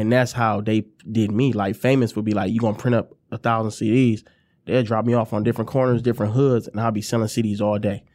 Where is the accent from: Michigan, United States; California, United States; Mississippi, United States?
Michigan, United States; Ypsilanti; also born or lived in Detroit, Michigan; I'm from Ipsy, you know, I, I lived, you know, I went to Lincoln High School